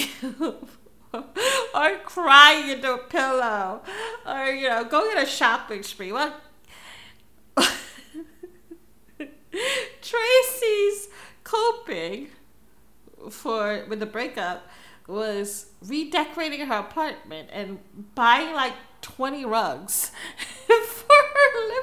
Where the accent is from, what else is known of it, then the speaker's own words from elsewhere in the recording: Philippines; I'm Filipino. I'm Asian